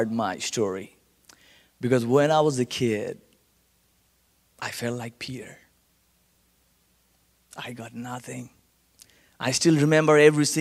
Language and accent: English; Kolkata, West Bengal, India; accent: Indian; English is a second language; now in Colorado Springs, United States; born and raised in India